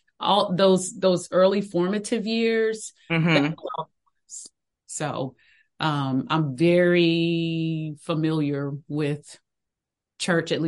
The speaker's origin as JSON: {"language": "English", "town": "Greensboro", "region": "North Carolina", "country": "United States", "tie": "born or raised there", "said": "I grew up in North Carolina, Greensboro, North Carolina."}